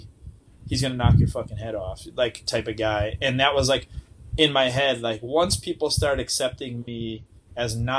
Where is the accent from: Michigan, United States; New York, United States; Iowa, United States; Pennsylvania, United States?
New York, United States; North Tonawanda; I'm from North Tonawanda, New York